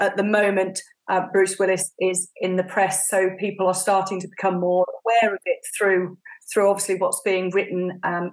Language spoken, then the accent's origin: English; Warwickshire, West Midlands, United Kingdom; I grew up in Warwickshire, which is in the middle of the UK